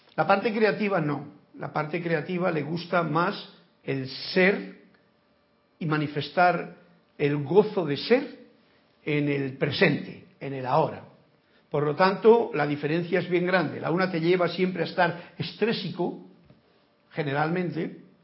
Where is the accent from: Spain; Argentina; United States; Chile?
Spain; Soy español